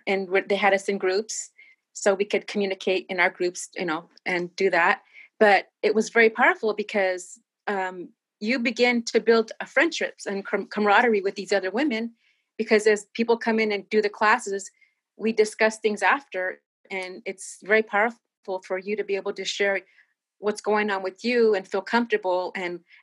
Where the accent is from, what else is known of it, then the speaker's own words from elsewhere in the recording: Northern California, United States; now in San Diego, United States; My parents were farm workers here up in Northern California.